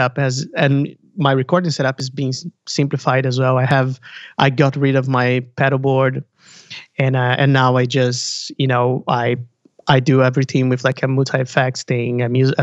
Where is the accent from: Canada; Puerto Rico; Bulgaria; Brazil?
Brazil; now in Burlington; I'm from Brazil